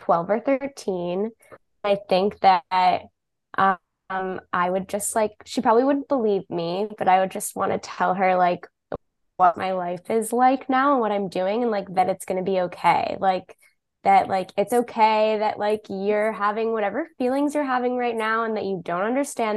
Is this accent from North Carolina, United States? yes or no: no; Massachusetts, United States; growing up in Massachusetts